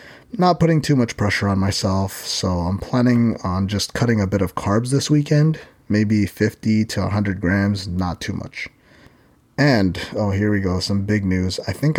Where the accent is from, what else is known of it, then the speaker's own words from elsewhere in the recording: Philippines; And being Filipino, I basically eat rice for every meal.